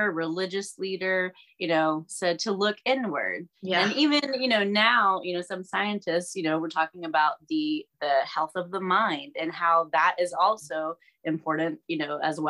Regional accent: Georgia, United States; we're all from Georgia

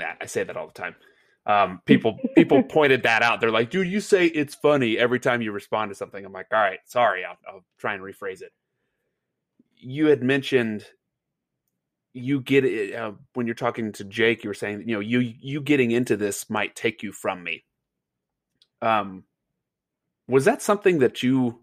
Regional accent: United States; moved away as an adult; also born or lived in Tipton County; Boone County was a great place. It was my home county, my hometown.

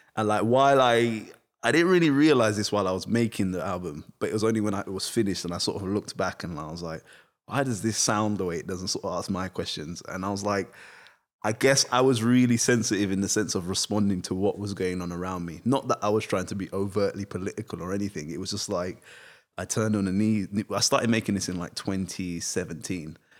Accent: United Kingdom; I am British, but also I'm not

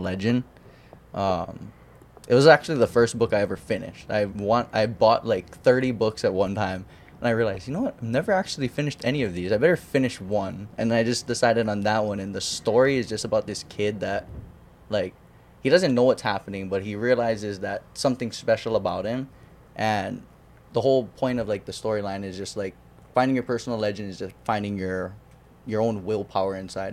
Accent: Waimanalo, Hawaii, United States; I grew up in Wamanalo

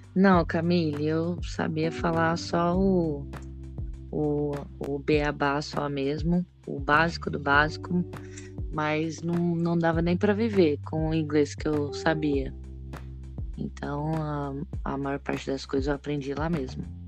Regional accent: Três Lagoas, Mato Grosso do Sul, Brazil; also born or lived in United States; now in Porto Alegre, Brazil; eu sou de Três Lagoas, Mato Grosso do Sul. Atualmente estou trabalhando aqui em Porto Alegre

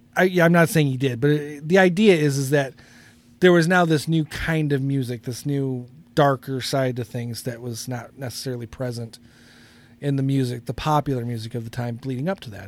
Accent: United States; I am an American

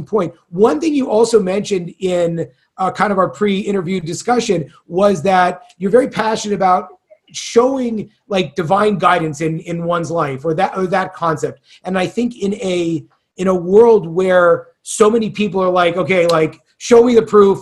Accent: California, United States; moved away; I'm from California

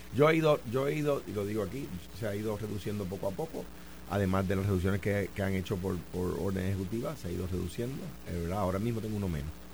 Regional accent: Puerto Rico; donde yo estoy ahora mismo en mi país

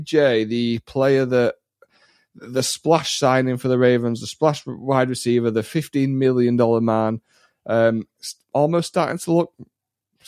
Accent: England, United Kingdom; accent: English; as an Englishman

